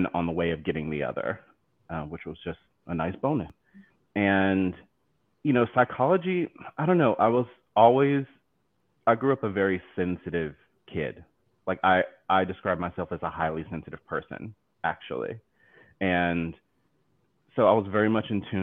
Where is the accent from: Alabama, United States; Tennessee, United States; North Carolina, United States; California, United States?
North Carolina, United States; accent: southern; moved away as an adult; now in New York City, United States; I'm originally from North Carolina. I grew up there, spent all of my childhood there